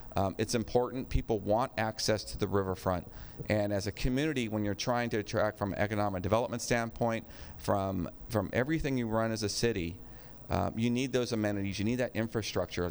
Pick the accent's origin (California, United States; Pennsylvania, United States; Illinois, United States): California, United States; Sacramento; now in West Sacramento, United States; when I was growing up on the Sacramento side uh, uh, in the pocket area